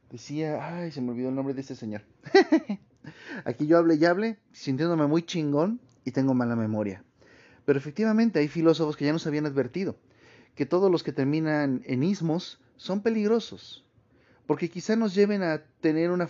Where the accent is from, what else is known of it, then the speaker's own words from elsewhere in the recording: Mexico; no porque somos mexicanos, ni porque fuimos españoles